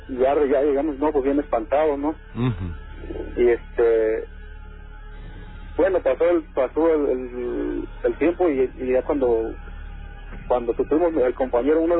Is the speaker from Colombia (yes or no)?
no; Catemaco, Veracruz, Mexico; Eh, yo soy de Catemaco.